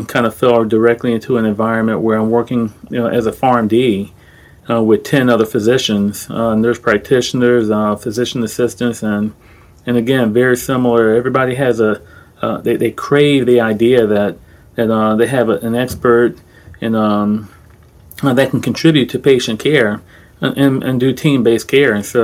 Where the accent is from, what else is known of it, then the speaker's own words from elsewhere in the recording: Orlando, Florida, United States; I'm from Orlando. I grew up in Orange County, Florida, not California